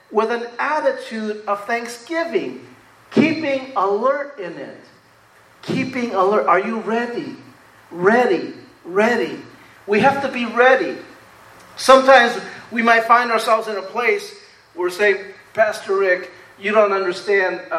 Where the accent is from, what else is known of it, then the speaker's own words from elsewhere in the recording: Rutherford, California, United States; And this was great growing up in Rutherford because we had country out there.